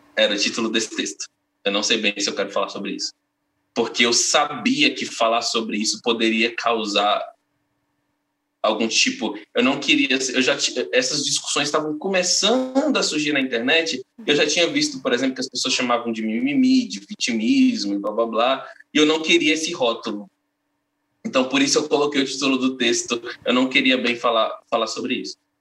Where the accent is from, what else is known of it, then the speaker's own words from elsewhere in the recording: northern Minas Gerais, Brazil; moved away; lá da minha cidade natal, lá no norte de Minas, né, no interior de Minas